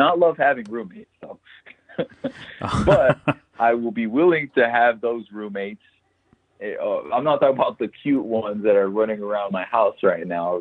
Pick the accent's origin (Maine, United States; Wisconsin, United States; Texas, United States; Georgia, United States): Texas, United States; El Paso; El Paso, my hometown